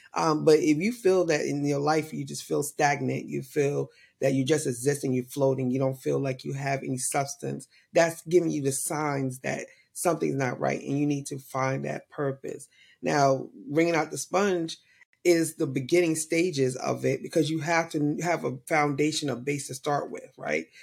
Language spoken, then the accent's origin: English; New York, United States; I was born and raised in New York